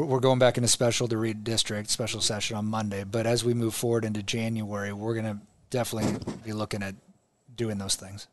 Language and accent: English; Omaha, Nebraska, United States; I grew up in Omaha